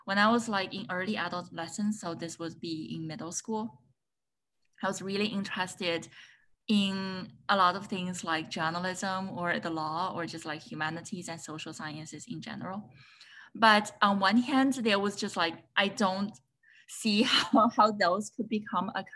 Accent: China; moved away as an adult; also born or lived in Chicago, United States; now in United States; So I was born and raised in China

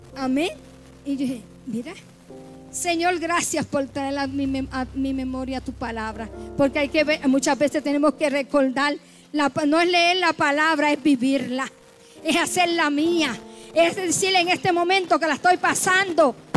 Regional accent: Puerto Rico; moved away; como decimos allá en mi isla

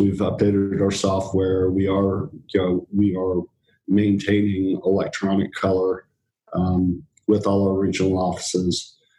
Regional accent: England, United Kingdom; born there; now in United States; I was born in England.

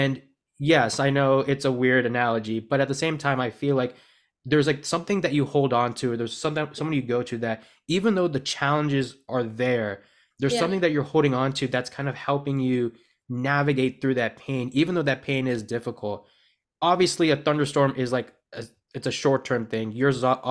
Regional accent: United States; I was born in the United States

